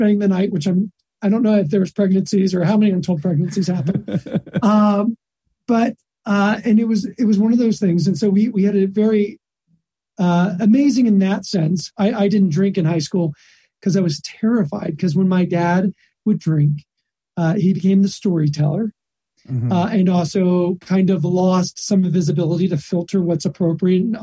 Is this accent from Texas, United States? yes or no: yes; Texas, United States; also born or lived in Florida; I grew up in Texas